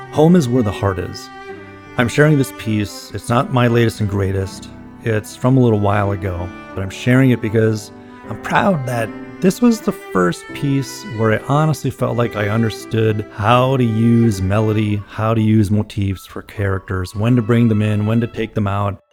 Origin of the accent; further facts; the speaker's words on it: Minneapolis, Minnesota, United States; I am a composer from Minneapolis, Minnesota.